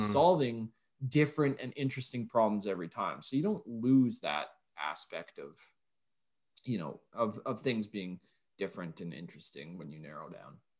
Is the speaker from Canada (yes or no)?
yes; Canada; I'm Canadian